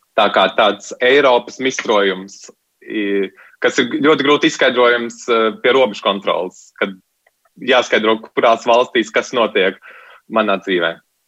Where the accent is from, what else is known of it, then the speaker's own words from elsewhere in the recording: Latvia; moved away; Es pats no personīgās pieredzes esmu dzimis audzis Latvijā